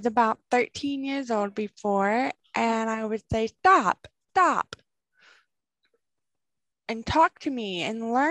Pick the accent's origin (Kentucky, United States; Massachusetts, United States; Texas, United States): Kentucky, United States; Bowling Green; now in Knoxville, United States; I'm from Kentucky. Bowling Rig, Kentucky. And I grew up there